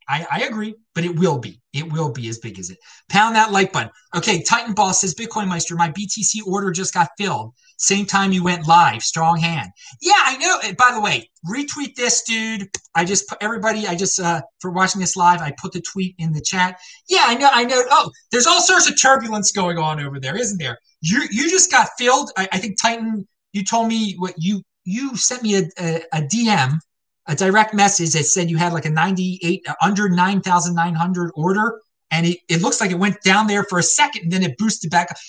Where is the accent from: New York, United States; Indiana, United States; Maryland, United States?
Maryland, United States; Baltimore; moved away; also born or lived in Asheville, North Carolina / Denver, Colorado; I grew up in Baltimore